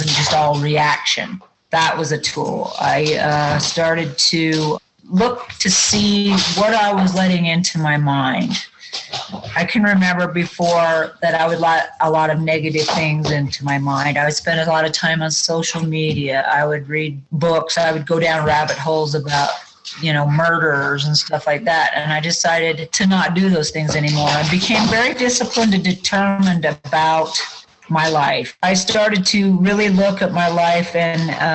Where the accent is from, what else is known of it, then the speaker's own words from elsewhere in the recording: Wyoming, United States; I live in my hometown. I've lived here all my life, was born and raised here